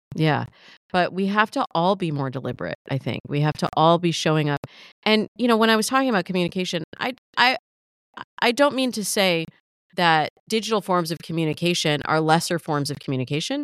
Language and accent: English; Midwest, United States; I grew up in the Midwest